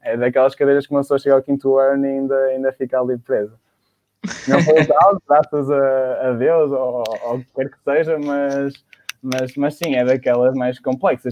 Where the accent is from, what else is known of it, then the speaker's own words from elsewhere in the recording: Baião, North, Portugal; now in Porto, Portugal; sou de Baião, estudei numa secundária em Baião